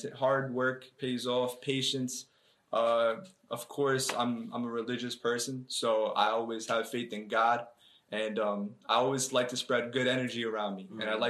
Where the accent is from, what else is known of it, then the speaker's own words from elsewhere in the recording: East Brunswick, New Jersey, United States; also born or lived in Bayonne; I mean, I came from East Brunswick. I was actually born in Bayonne, New Jersey, so that's North Jersey right there.